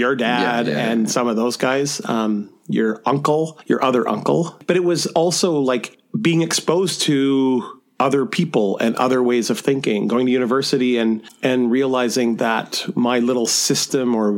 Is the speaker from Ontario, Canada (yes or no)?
no; Southern Alberta, Canada; I grew up in Southern Alberta, farm family.